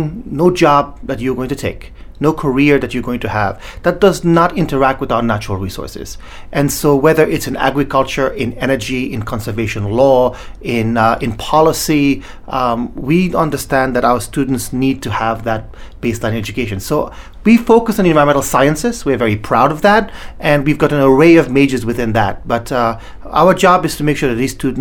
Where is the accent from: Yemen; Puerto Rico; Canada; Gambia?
Gambia; also born or lived in Sierra Leone / England; now in United States; I was actually born in a small country called Sierra Leone in West Africa. I grew up in a small country called the Gambia